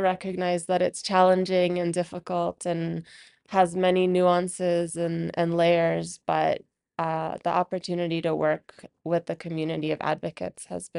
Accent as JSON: {"language": "English", "country": "United States", "tie": "born or raised there", "said": "I grew up in the United States to a very big Pakistani family, and I always knew growing up that I wanted to work at the intersections of my identities."}